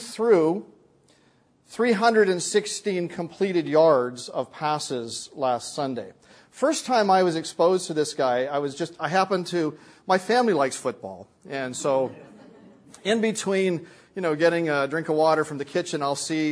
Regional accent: Canada; I'm a Canadian

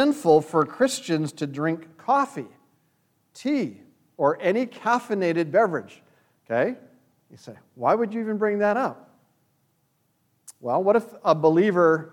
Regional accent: Canada; When I grew up in Canada

